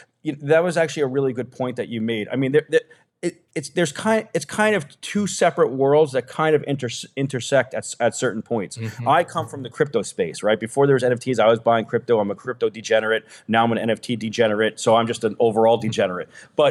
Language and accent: English; New York City, New York, United States; I grew up in New York City.